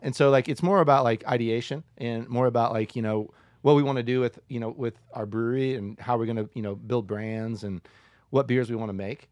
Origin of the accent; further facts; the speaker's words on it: Decatur, Illinois, United States; now in Boulder, United States; I'm so glad that I grew up uh, that I'm from Decatur. I'm glad to grow up there